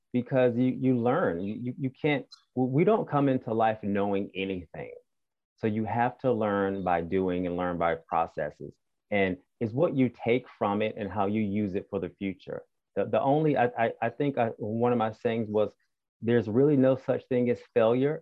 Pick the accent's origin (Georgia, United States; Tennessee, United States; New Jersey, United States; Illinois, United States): Georgia, United States; Albany; moved away; also born or lived in Atlanta, Georgia / Seattle, Washington; I was raised in South Georgia.